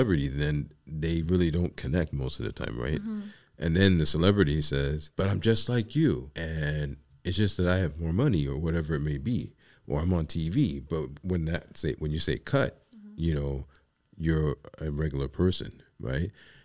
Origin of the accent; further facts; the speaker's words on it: New York City, New York, United States; moved away; I'm from the Bronx